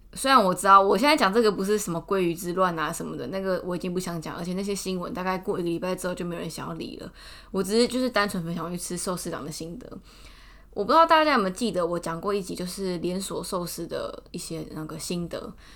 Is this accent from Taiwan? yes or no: yes; Taichung, Taiwan; now in Taipei, Taiwan; 因为我从小在台中的时候，我们家都去大润发